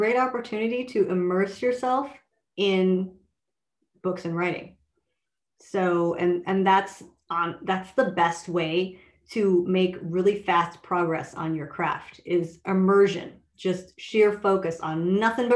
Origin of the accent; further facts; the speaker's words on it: Minnesota, United States; I grew up in Minnesota